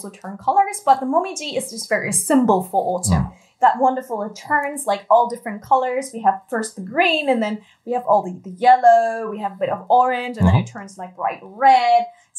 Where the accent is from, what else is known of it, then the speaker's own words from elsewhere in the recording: Germany; now in Japan; So I'm coming from Germany, it gets pretty cold once we hit September